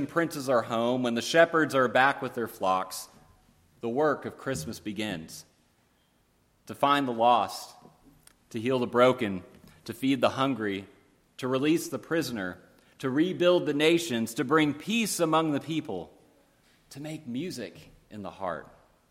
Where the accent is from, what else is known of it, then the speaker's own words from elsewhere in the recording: Lansing, Michigan, United States; my hometown, Lansing, Michigan.